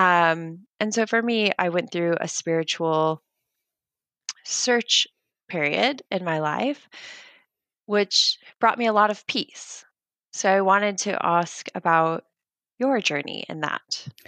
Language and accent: English; United States; I am American